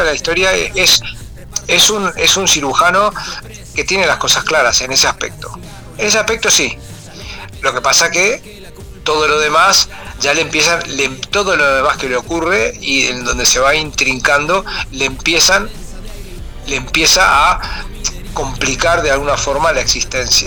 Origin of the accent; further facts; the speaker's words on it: Montevideo, Uruguay; yo soy de Montevideo y nací, nací en el barrio, en el barrio de Parque Rodó, Punta Carretas